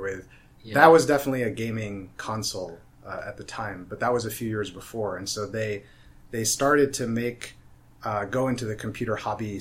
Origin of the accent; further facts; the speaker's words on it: New Jersey, United States; My background, I come from New Jersey, so I'm from the East Coast